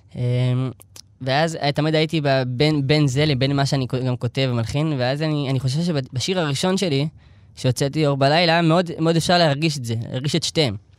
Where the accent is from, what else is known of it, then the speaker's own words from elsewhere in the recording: Elad, Central District, Israel; also born or lived in Tel Aviv; אני נולדתי בשכונת התקווה בתל אביב. אמ, עברנו, ההורים שלי חזרו בתשובה שהייתי בן איזה שלוש, שלוש וקצת, ואז עברנו לאלעד